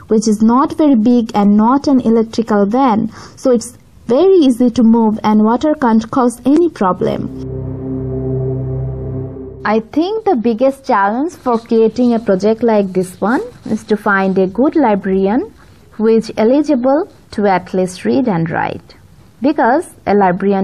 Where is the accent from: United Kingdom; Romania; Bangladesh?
Bangladesh; I am from Bangladesh